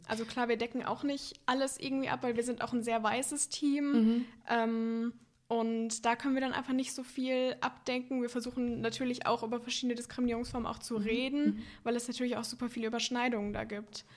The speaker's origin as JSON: {"language": "German", "area": "near Warstein", "region": "North Rhine-Westphalia", "country": "Germany", "said": "ich komme auch einfach aus dem Kaff."}